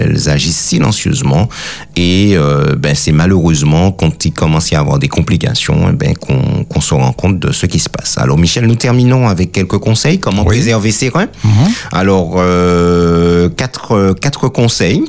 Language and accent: French; Martinique; chez nous en Martinique